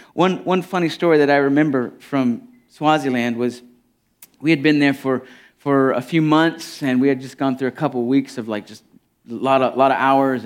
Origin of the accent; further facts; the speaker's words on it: United States; I'm real familiar with my culture as an American